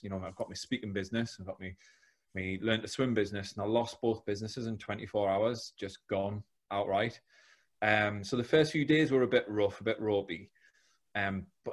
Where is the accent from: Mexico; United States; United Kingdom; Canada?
United Kingdom; South Shields, North East England; now in Teesside, United Kingdom; I'm from South Shields, now live down in Teesside.